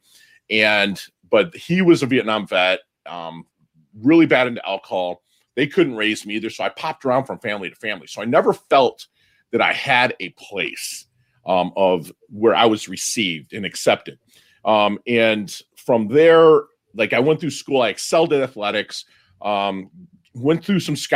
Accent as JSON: {"language": "English", "country": "Philippines", "tie": "born or raised there", "said": "I was born in the Philippines in 1972, and my father was American"}